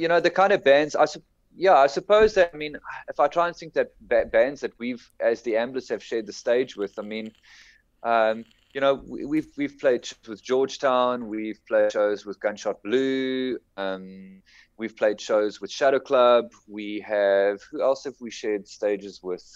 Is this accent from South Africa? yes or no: yes; Durbanville, Western Cape, South Africa; also born or lived in Bellville; now in Johannesburg area, South Africa; I come from Cape Town. I grew I grew up in Durbanville